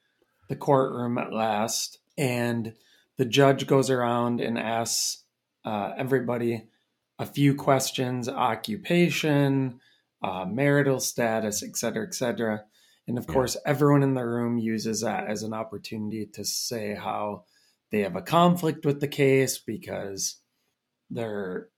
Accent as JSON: {"language": "English", "town": "Red Wing", "region": "Minnesota", "country": "United States", "tie": "born there", "said": "I mean, I was born in Red Wing, Minnesota."}